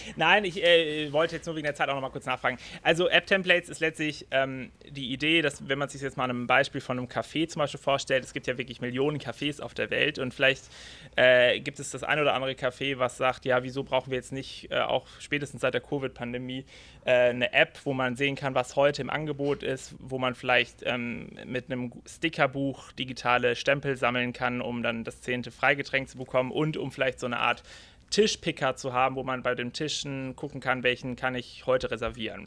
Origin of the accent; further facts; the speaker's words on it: Freiburg, Baden-Württemberg, Germany; ich komme aus der Region Freiburg